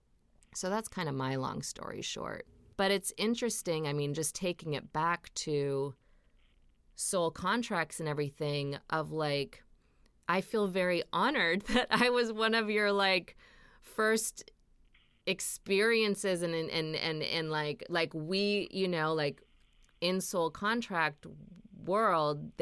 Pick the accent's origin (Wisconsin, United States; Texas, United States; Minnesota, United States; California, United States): Minnesota, United States; I'm from Minnesota, so like it's very religious there